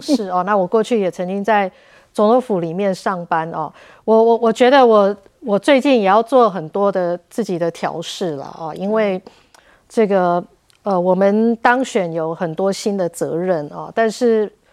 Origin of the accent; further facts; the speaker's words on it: Tainan, Taiwan; also born or lived in United States; 我也是台南人